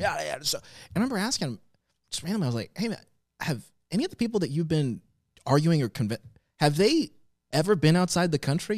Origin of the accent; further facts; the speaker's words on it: Florence, South Carolina, United States; also born or lived in Tanzania; I went to school in Florence, South Carolina